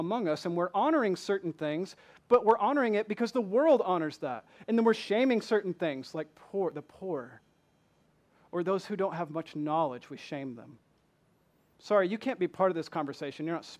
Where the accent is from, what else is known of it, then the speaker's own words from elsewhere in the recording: Michigan, United States; accent: southern; I am not from here. I'm from Michigan, although people from Michigan no longer say that I sound like I'm from Michigan. They say I'm from the deep south with my southern accent.